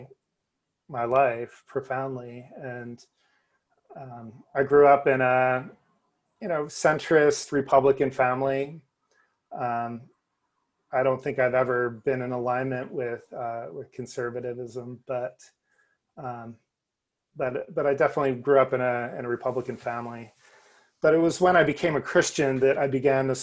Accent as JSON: {"language": "English", "region": "New Jersey", "country": "United States", "tie": "born or raised there", "said": "I grew up in New Jersey"}